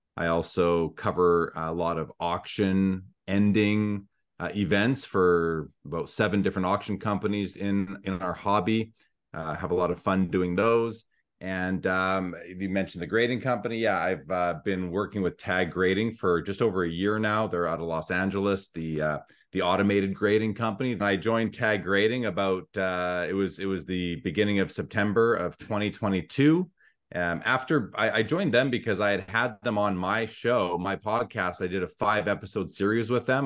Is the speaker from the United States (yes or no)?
no; Winnipeg, Manitoba, Canada; I'm from Winnipeg in Canada, north, just north of North Dakota. That's where I'm originally from